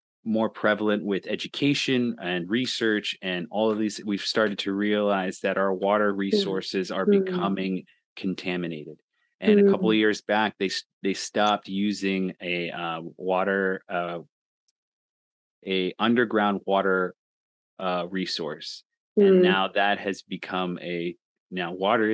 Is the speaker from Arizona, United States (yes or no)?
yes; Hopi Reservation, Arizona, United States; I grew up on the Hopi Reservation up north